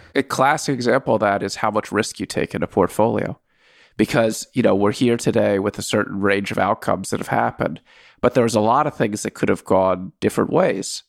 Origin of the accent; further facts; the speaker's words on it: Washington, District of Columbia, United States; moved away as an adult; also born or lived in Soviet Union; I grew up in Washington, D C.